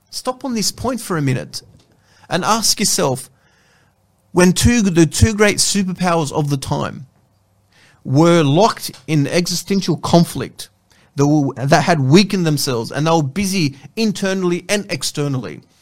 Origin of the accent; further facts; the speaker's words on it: Sydney, New South Wales, Australia; Now you're Victorian, and now I'm New South Wales. I'm from New South Wales. You're from Melbourne, and I'm from Sydney.